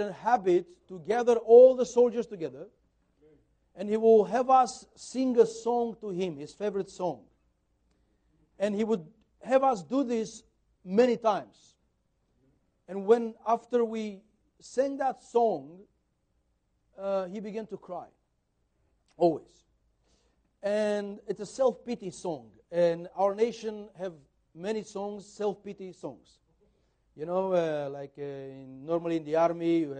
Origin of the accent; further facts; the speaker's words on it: Brasov, Brașov County, Romania; We were teenagers growing up in Brasov church.